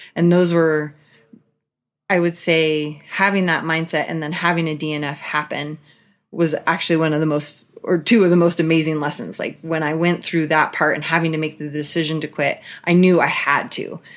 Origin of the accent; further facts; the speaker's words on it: Pacific Northwest, Washington, United States; I grew up in the Pacific Northwest. My parents moved to Washington State when I was a year old